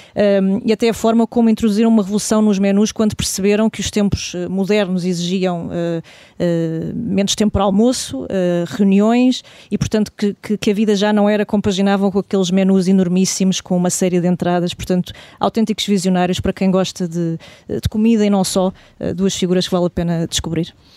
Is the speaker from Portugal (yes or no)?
yes; Portugal; de nós enquanto portugueses